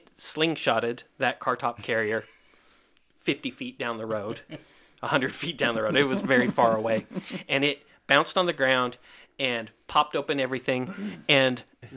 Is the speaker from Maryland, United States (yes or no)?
no; Kentucky, United States; moved away; also born or lived in Idaho; I'm from Kentucky. I grew up in Kentucky